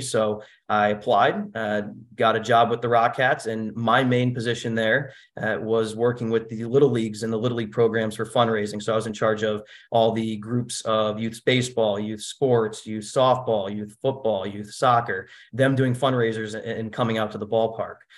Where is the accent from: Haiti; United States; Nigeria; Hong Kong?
United States; Norwich, Connecticut; I grew up in Norwich, Connecticut